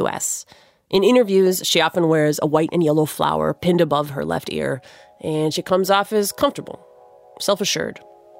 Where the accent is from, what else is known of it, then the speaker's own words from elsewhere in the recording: United States; I grew up in the States